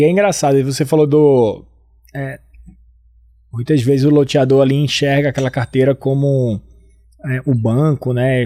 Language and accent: Portuguese; Northeast Region, Brazil; accent: nordestino; o meu sotaque é um sotaque nordestino, né? Eu hum. sou do Nordeste